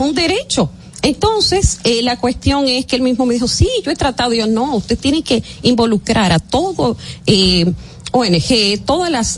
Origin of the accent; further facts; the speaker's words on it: Dominican Republic; nosotros somos, los dominicanos en Estados Unidos, dos millones veinte mil